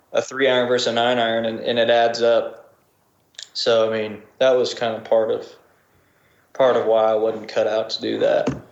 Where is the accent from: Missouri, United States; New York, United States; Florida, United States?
Missouri, United States; Springfield; moved away as an adult; also born or lived in Rogersville, Missouri; now in Nashville, United States; my hometown, Springfield